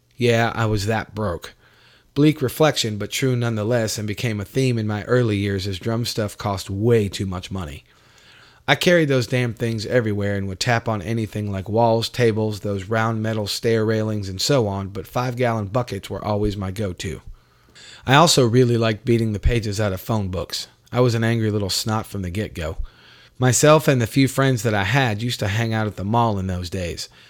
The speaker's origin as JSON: {"language": "English", "town": "Gastonia", "region": "North Carolina", "country": "United States", "tie": "born or raised there", "also_born_or_lived": "New York", "said": "I wound up with my mother in a city outside of Charlotte, North Carolina, called Gastonia"}